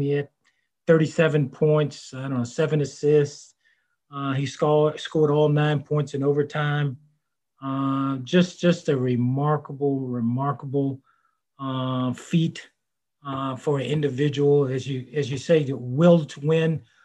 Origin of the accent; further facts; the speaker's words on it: Virginia, United States; growing up in Virginia